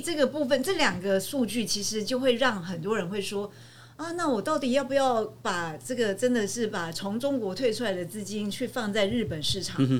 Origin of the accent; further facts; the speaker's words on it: Taiwan; 我们台湾人